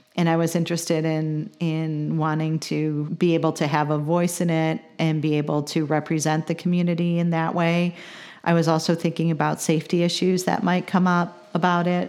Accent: Chicago, Illinois, United States; now in Champaign, United States; I'm from the Chicagoland area, but I think I'm more of a transplant now 'cause I've been in, uh, Champaign for over twenty-five years

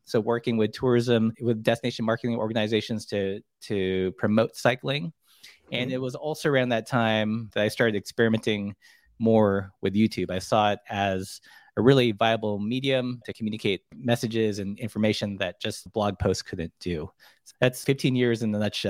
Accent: Glendale, California, United States; also born or lived in Philippines / Long Beach, California / Portland; now in Missoula, United States; I was born in the Philippines. We immigrated here when I was really young. So for the most part, you know, grew up in Southern California, like Glendale, Burbank.

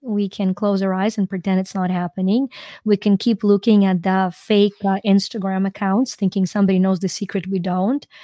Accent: Ukraine; moved away as an adult; I'm from Ukraine

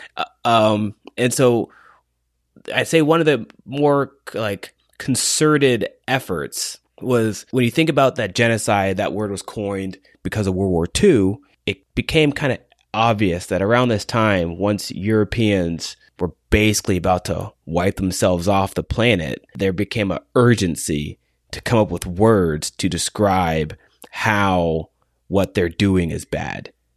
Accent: United States; as an American

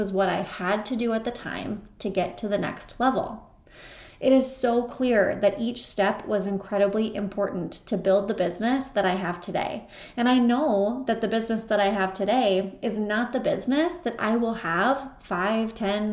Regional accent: Mitchell, South Dakota, United States; my hometown of Mitchell, South Dakota

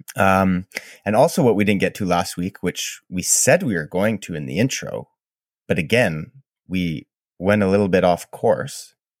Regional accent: Canada; I'm Canadian

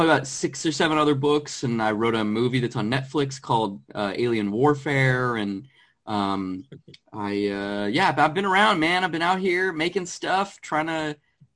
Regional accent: Arizona, United States; moved away as an adult; now in Los Angeles, United States; I'm originally from Arizona. I moved out to Los Angeles, where I currently live, probably 6-7 years ago.

